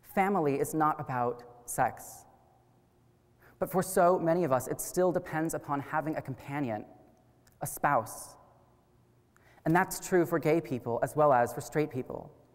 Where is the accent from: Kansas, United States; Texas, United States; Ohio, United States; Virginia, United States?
Kansas, United States; Wichita; I was born and raised here in Wichita